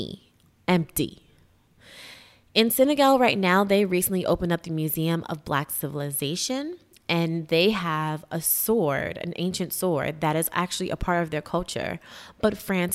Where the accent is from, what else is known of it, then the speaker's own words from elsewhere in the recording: New York, United States; I'm from New York